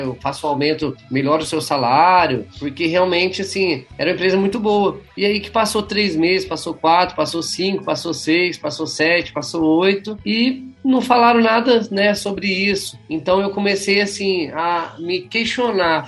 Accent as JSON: {"language": "Portuguese", "town": "Pouso Alegre", "region": "Minas Gerais", "country": "Brazil", "tie": "born or raised there", "said": "Sou nascido em Pouso Alegre, minha família é de Pouso Alegre também."}